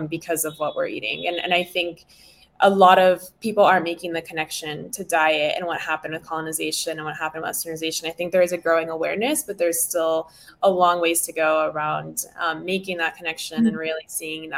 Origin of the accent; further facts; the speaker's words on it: Florida, United States; moved away as an adult; now in California, United States; I grew up in Florida